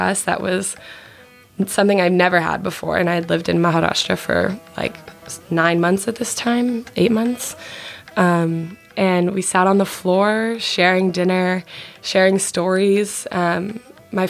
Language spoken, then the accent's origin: English; Colorado, United States; also born or lived in Arizona; I'm from Colorado